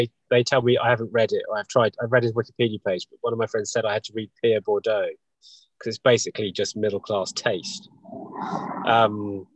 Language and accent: English; New Forest, South East England, United Kingdom; I've always wanted to live where I live in the West because I was born in the New Forest